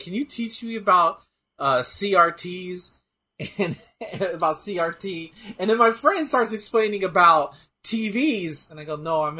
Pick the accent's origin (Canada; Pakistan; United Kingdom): United Kingdom; God, I'm British as fuck. See, look at me, mate. I ruin everything here in South London.